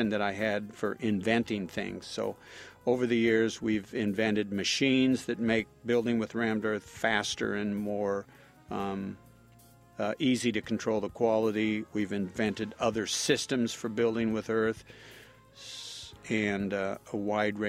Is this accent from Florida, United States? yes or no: no; Napa Valley, California, United States; I'm from Napa Valley, so a lot of the work that we do is in the wine country